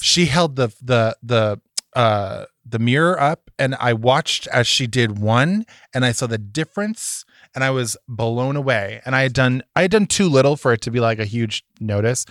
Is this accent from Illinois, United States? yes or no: no; Massachusetts, United States; I'm from Massachusetts